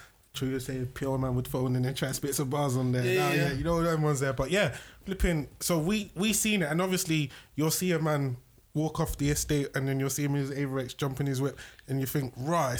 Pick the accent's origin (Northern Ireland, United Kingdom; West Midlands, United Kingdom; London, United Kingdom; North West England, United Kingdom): London, United Kingdom; I'm from South